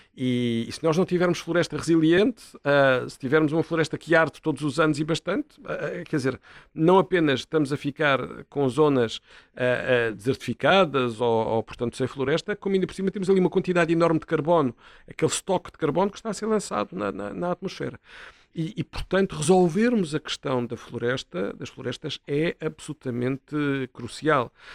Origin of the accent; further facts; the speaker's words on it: Setúbal, Portugal; eu sou natural de Setúbal